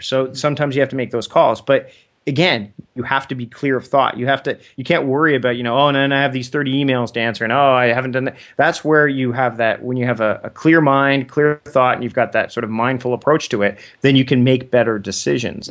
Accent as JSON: {"language": "English", "country": "Canada", "said": "As a Canadian"}